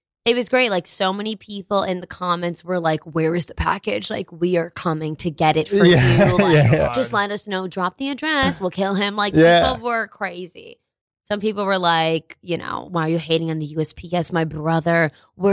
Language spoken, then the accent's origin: English; New York City, New York, United States; also born or lived in Westchester, New York / Newark, Delaware; now in New York City, United States; I'm actually from the Bronx, but where I'm like actually like would say I'm from is like Westchester.